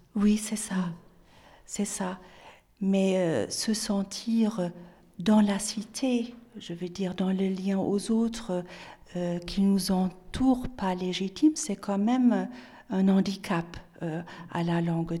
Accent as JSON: {"language": "French", "region": "Bremen", "country": "Germany", "tie": "born or raised there", "also_born_or_lived": "Nantes", "first_language": "German", "second_language": "French", "moved": "as an adult", "said": "j'avais déjà passé des examens à l'Institut français de, de, Brême, donc de ma ville natale"}